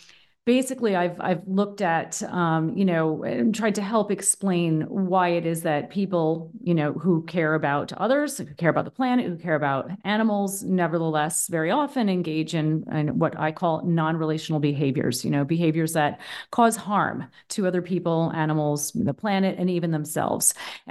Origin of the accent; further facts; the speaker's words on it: Boston, Massachusetts, United States; now in Berlin, Germany; Where am I from? I'm American. I'm originally from the East Coast of the U.S., from Boston, actually. But I've been living in Berlin, Germany for the past 10 years, and that's where I am right now.